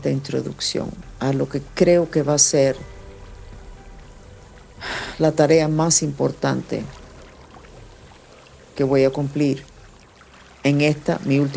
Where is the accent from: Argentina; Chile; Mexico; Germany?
Germany; born there; Y ha sido la razón por la cual nací. Nací en Alemania en un programa, literalmente, de investigaciones sobre el potencial humano.